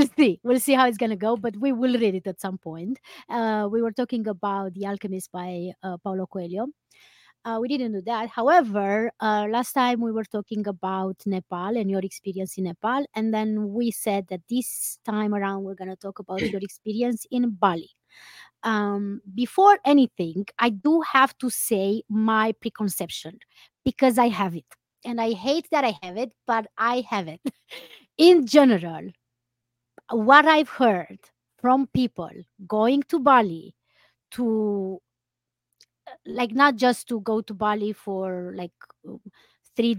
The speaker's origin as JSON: {"language": "English", "country": "Romania", "also_born_or_lived": "Iceland", "moved": "as an adult", "lives_now": "New York, United States", "said": "the climate in New York is kind of similar with what we have in Romania"}